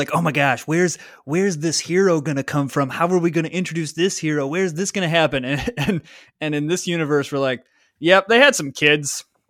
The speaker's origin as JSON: {"language": "English", "region": "Michigan", "country": "United States", "tie": "born or raised there", "said": "I was raised in Michigan."}